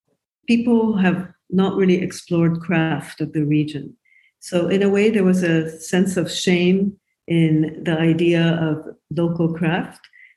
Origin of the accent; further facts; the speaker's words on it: Japan; also born or lived in United States / United Kingdom; now in Beirut, Lebanon; So I'm a furniture designer, basically, and I moved to Beirut 22 years ago. I grew up in Japan, and I lived in America. I studied at the Rhode Island School of Design, and I worked in the UK before I moved to Lebanon 22 years ago.